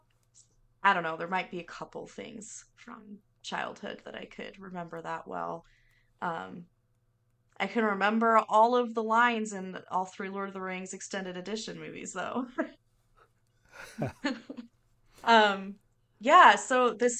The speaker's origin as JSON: {"language": "English", "area": "near Seattle", "region": "Washington", "country": "United States", "tie": "born or raised there", "said": "I grew up near Seattle"}